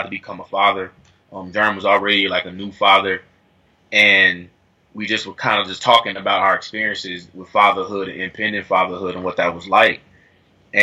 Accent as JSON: {"language": "English", "town": "Dayton", "region": "Ohio", "country": "United States", "moved": "as an adult", "lives_now": "Atlanta, United States", "said": "I'm from Dayton"}